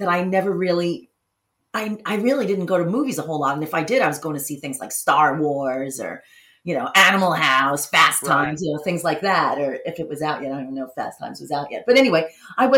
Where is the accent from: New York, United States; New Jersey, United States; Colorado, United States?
New York, United States; New York City; I grew up in the Bronx